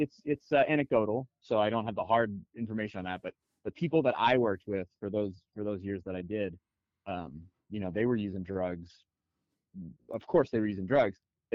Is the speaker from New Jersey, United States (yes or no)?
no; Chalmette, Louisiana, United States; moved away as an adult; also born or lived in New York / Portland; now in Seattle, United States; I'm originally from New Orleans, Louisiana, just outside of New Orleans, Louisiana, a town called Chalmette